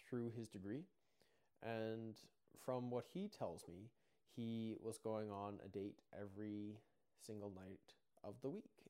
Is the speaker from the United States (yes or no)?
no; Mountain View, Alberta, Canada; also born or lived in Cardston, Alberta; called uh, called Mountain View. And I went to school there for, um, for kindergarten up until grade nine.